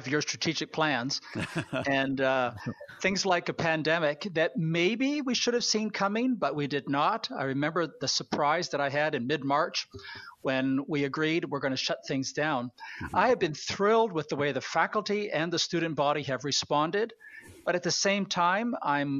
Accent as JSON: {"language": "English", "country": "Canada", "said": "I am a Canadian"}